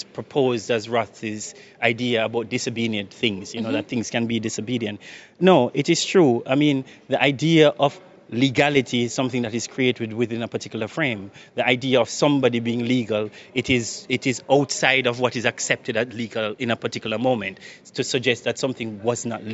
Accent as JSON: {"language": "English", "country": "Jamaica", "also_born_or_lived": "United Kingdom", "moved": "yes", "lives_now": "Netherlands", "said": "I'm Jamaican"}